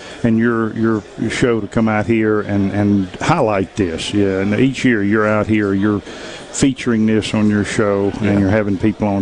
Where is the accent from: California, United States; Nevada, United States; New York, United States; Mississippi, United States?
Mississippi, United States; Clinton; I grew up in Clinton, and it's been there ever since I can remember